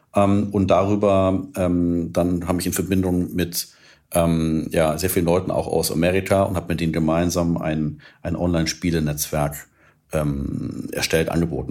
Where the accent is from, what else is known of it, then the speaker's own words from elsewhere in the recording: Munich, Bavaria, Germany; also born or lived in California; in München damals, also meine Heimatstadt und Lieblingsstadt